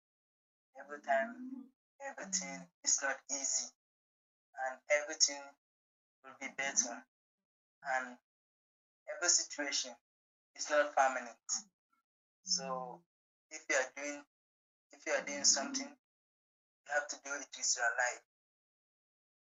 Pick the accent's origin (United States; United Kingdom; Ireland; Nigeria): Nigeria; I'm from Nigeria and I'm a poet